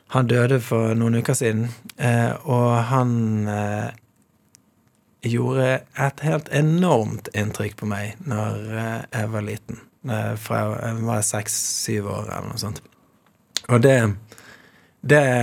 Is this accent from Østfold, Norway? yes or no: no; Bergen, Vestland, Norway; jeg vokste opp i Mjølkeråen